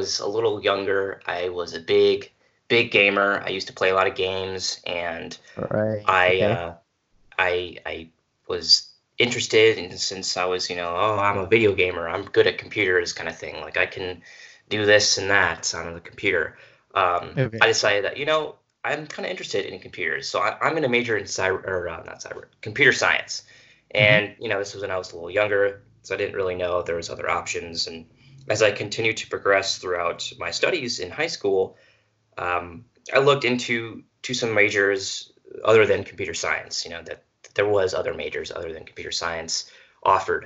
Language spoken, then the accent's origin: English; Missouri, United States; I am from Missouri. I'm about 2 hours north of the university.